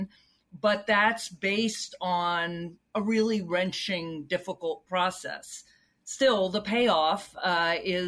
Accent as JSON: {"language": "English", "town": "Charlottesville", "region": "Virginia", "country": "United States", "tie": "born or raised there", "said": "I grew up in Charlottesville, Virginia, home of Thomas Jefferson"}